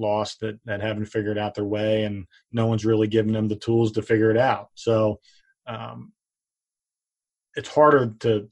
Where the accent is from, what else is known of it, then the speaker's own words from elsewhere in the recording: Pottstown, Pennsylvania, United States; my hometown of Pottstown